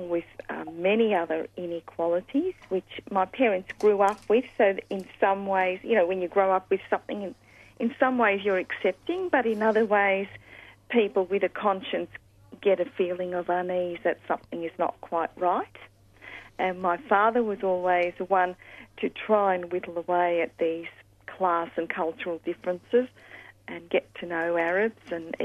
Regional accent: Australia; also born or lived in England; I grew up in a time in Australia

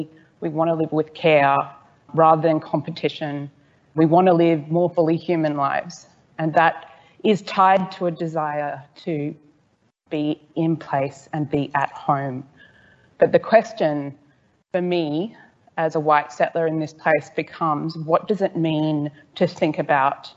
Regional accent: Brisbane, Queensland, Australia; I am also from Meanjin, which is the home of ICRR, and that is Yagara land

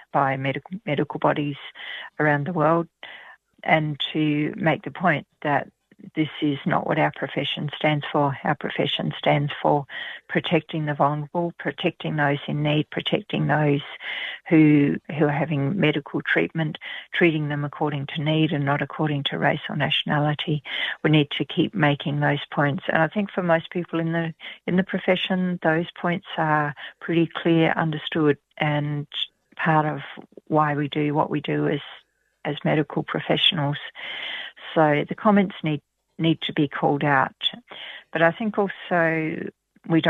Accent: Australia; As an Australian

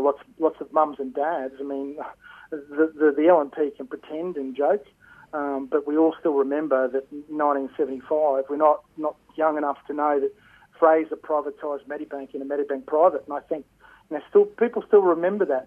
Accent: Queensland, Australia; as a Queenslander

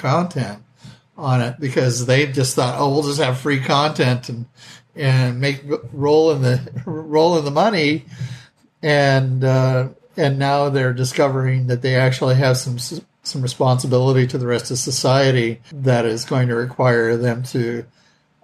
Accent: the West, United States; I grew up in the West. My great grandparents were pioneers

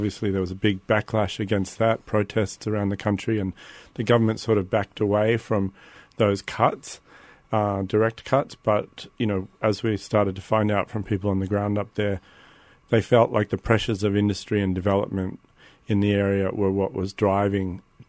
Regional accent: Sydney, New South Wales, Australia; moved away as an adult; I'm actually from Sydney, and honestly, I was living overseas for a long time, and only came back to Australia about 5-6 years ago

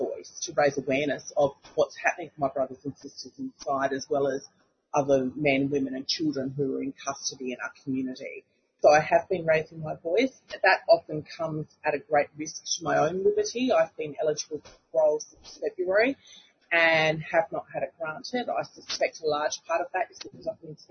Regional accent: Kaurna land, South Australia, Australia; I'm a Gunditjmara woman born and raised on Kaurna land

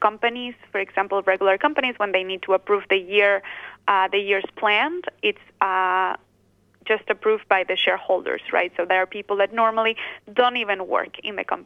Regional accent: Basque Country, Spain; So I am originally from the Basque Country

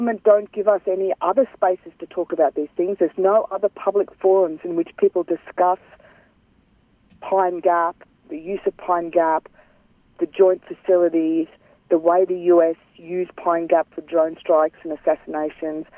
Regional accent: Cairns, Queensland, Australia; I'm from Gimoy, which is Cairns in North Queensland

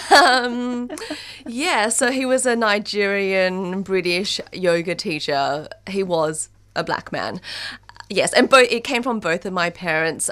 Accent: Australia; moved away as an adult; also born or lived in China; growing up in Australia

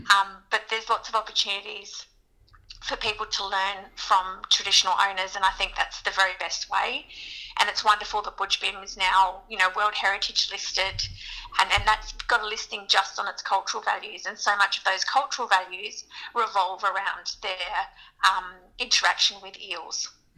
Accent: Western New South Wales, Australia; now in Melbourne, Australia; I'm Barkindji, so I'm from Western New South Wales

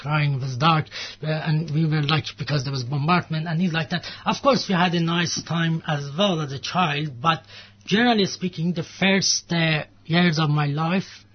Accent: Iran; moved away; I'm from Iran.

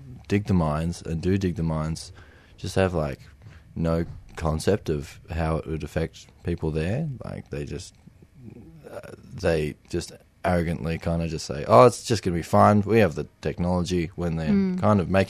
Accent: Melbourne, Victoria, Australia; I live in Melbourne at the moment, and I grew up in Melbourne.

